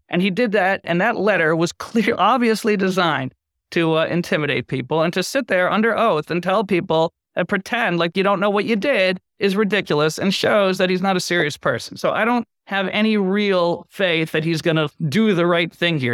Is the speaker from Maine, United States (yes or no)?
no; Boston, Massachusetts, United States; I grew up in Boston